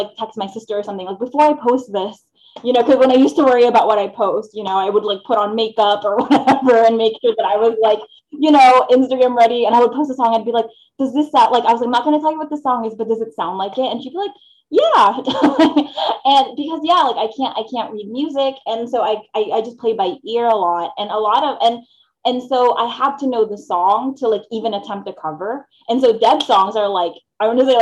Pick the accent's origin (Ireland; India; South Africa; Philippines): Philippines; moved away; I grew up in the Philippines. So I wasn't born here. I was born in the Philippines.